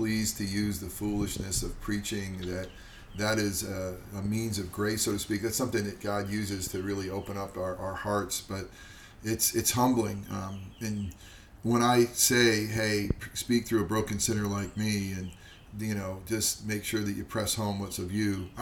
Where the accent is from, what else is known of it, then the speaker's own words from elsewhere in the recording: Upstate New York, United States; Upstate New York, actually